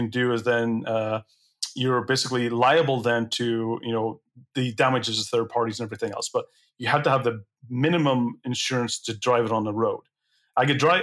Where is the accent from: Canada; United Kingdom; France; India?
United Kingdom; Belfast, Northern Ireland; I grew up in Belfast.